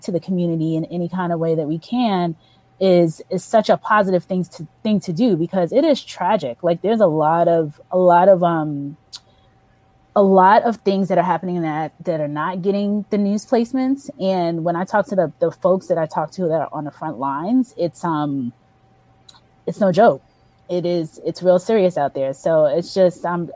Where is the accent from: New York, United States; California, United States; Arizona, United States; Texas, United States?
New York, United States; moved away; I grew up in New York